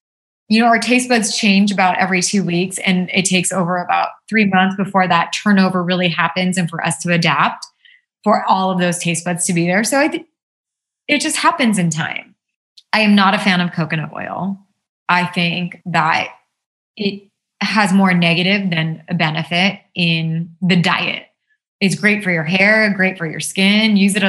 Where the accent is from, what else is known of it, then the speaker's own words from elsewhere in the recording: India; because we're Indian and we have these amazing spices that make our food taste really good without all of that.